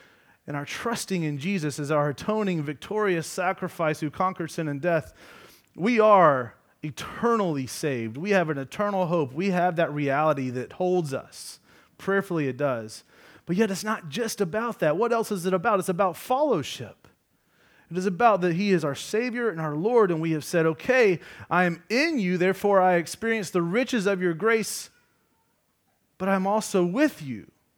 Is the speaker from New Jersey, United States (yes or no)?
no; Georgia, United States; I'm from Georgia.